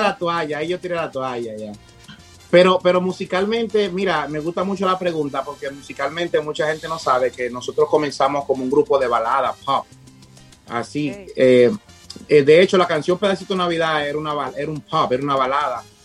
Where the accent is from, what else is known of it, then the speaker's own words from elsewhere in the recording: Dominican Republic; also born or lived in Punta Cana; somos dominicanos